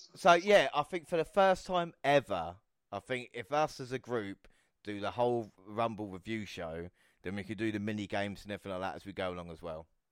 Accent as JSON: {"language": "English", "country": "United Kingdom", "said": "As a British fan"}